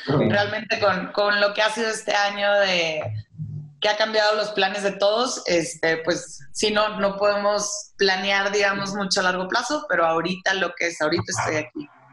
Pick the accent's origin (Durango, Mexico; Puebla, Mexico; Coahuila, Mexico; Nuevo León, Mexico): Coahuila, Mexico; Saltillo; moved away as an adult; also born or lived in Monterrey; now in Mexico City, Mexico; yo soy de Saltillo, digo, bueno, originalmente de Monterrey, pero he vivido toda mi vida en Saltillo prácticamente